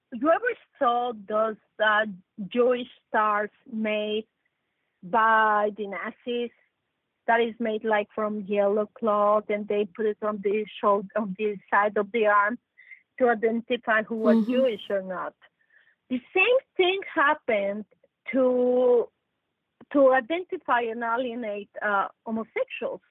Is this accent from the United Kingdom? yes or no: no; Mexico; I come from Mexico, I'm 100% Mexican. I'm Mexican